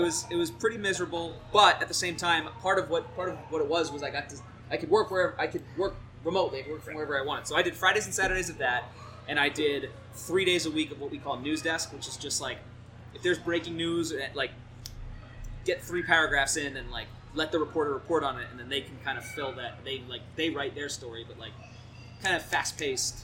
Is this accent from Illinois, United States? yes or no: no; New Jersey, United States; moved away; I grew up in uh, New Jersey